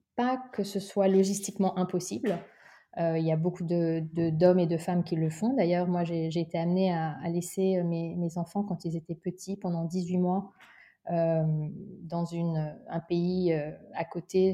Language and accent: French; Sceaux, Île-de-France, France; also born or lived in London; J'ai grandi en région parisienne, à 20 minutes euh, de, Paris, dans une ville qui s'appelle Sceaux